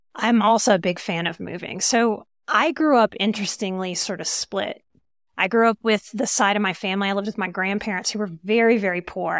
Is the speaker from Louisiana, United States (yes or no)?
yes; New Orleans, Louisiana, United States; moved away; also born or lived in Texas / Colorado; I'm from New Orleans